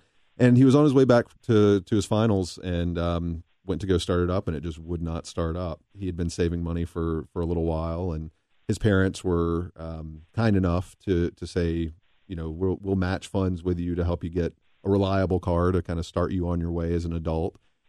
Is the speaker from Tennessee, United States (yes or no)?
yes; Tennessee, United States; moved away as an adult; now in Cincinnati, United States; I was born and raised in Tennessee, where my dad and mom still live.